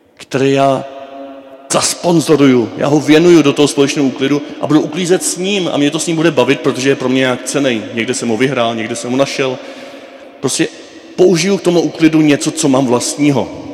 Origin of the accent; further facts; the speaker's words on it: Moravia, Czechia; u nás na Moravě